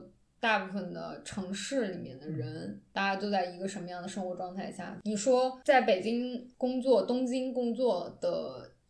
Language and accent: Chinese; China; 我看韩剧是我作为一个中国人对精神代餐追求的一个结果。